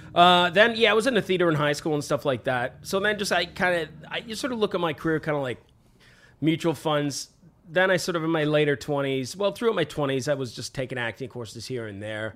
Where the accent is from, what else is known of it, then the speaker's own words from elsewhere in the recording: Vancouver, British Columbia, Canada; I was born in Vancouver